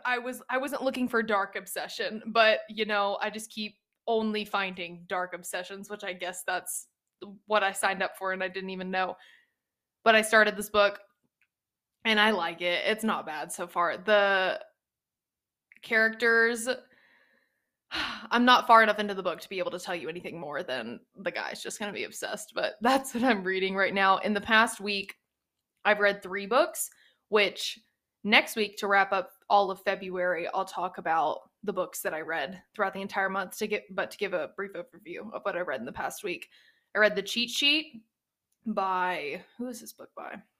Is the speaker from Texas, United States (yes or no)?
yes; East Texas, United States; I am from the South. I'm from East Texas. I grew up in a very, mm, not strict Baptist church